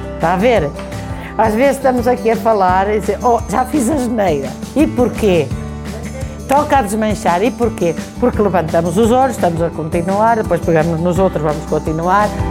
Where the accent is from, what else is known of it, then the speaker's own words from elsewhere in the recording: Farminhão, Viseu, Portugal; sou de Farminhão